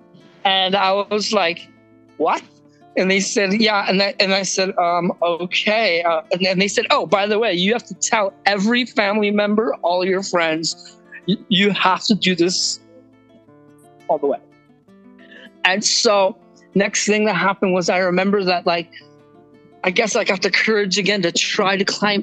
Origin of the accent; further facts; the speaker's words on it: San Diego, California, United States; also born or lived in Germany; now in Kauai, United States; my family moved when I was seven to San Diego.